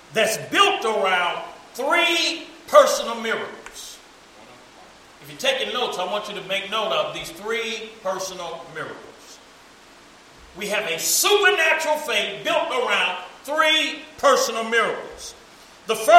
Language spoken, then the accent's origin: English; United States; We grew up in America